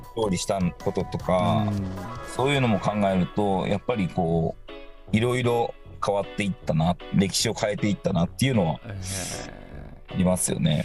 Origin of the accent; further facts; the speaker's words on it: Itako, Ibaraki, Japan; moved away; also born or lived in Aichi; 茨城出身で、はい、まあ、鹿島市の隣の潮来市っていうところに、はい、の出身なんで